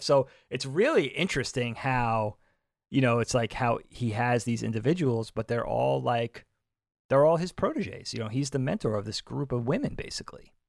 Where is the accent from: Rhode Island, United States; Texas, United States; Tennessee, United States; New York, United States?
New York, United States; South Bellport; where we grew up in South Belport